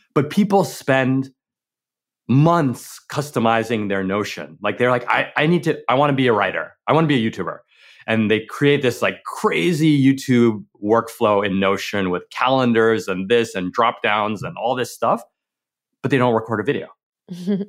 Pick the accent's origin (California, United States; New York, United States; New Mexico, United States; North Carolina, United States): New York, United States; growing up in New York